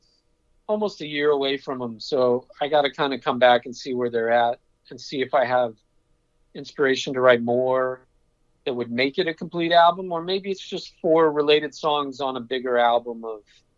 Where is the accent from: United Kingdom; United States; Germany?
United Kingdom; England; moved away; my childhood growing up in England